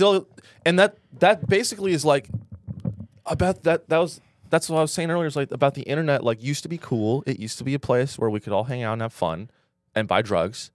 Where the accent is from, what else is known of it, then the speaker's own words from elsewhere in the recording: San Francisco Bay Area, California, United States; I'm from the Bay Area.